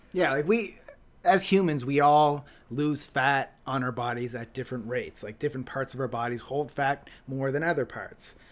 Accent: Halifax, Nova Scotia, Canada; moved away; my old, my old stomping grounds in Halifax

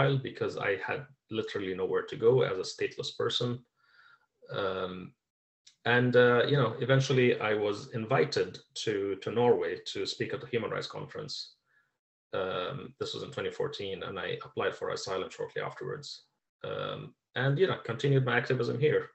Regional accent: United Arab Emirates; moved away as an adult; I was born and raised in the Gulf, in the Arab world. For the first third of my life, I had a very typical, upper middle class upbringing in the United Arab Emirates

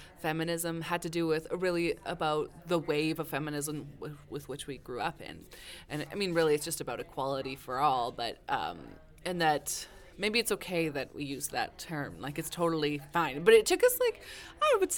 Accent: Saskatchewan, Canada; I'm from Saskatchewan.

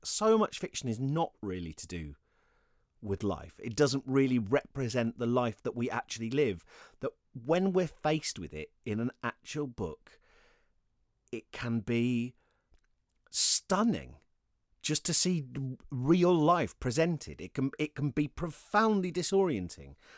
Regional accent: United Kingdom; being British

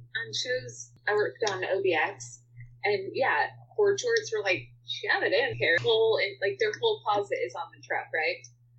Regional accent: New York, United States; now in Atlanta, United States; I'm actually originally from New York.

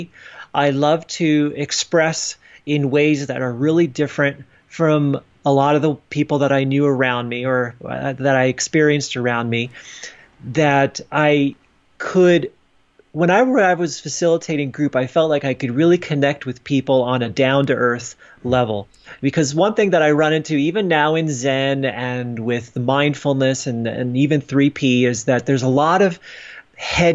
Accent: New Jersey, United States; moved away; I knew that I wanted to go back to my hometown in New Jersey to spend some time with my family

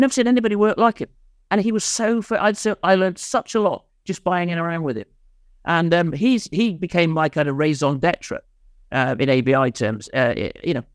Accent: Wales, United Kingdom; also born or lived in Nottingham; now in London, United Kingdom; I was just a kid off the wreck from Wales, you know. I came from Mid-Wales

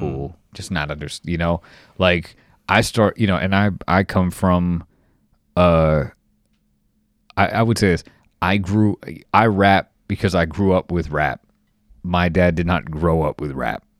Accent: Los Angeles, California, United States; moved away; I'm from Los Angeles, in the valley, San Fernando Valley

